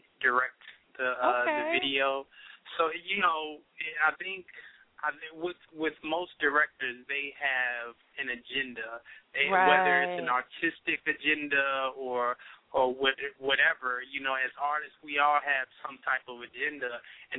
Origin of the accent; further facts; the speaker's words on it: Indianapolis, Indiana, United States; I'm from Indianapolis, Indiana